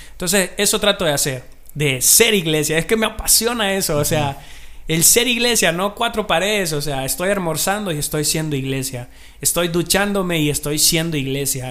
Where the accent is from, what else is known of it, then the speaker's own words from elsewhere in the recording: Marcala, La Paz, Honduras; soy de Marcal, a La Paz, tierra del amor, la amistad